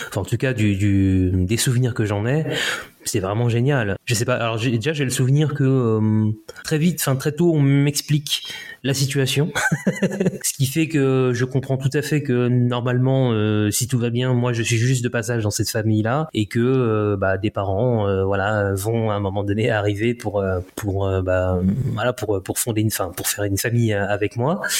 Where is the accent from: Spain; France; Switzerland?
France; Paris, Île-de-France; born there; Alors moi je suis né à Paris en fait, je suis né en je suis né